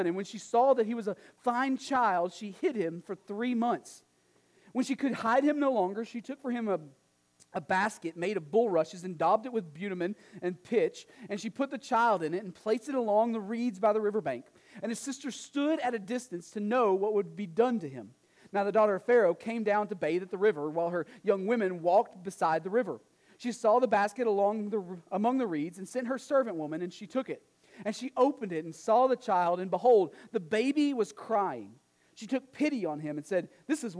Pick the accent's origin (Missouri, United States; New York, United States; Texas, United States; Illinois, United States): Texas, United States; East; also born or lived in New England; now in Nashua, United States; when I moved from Texas to New England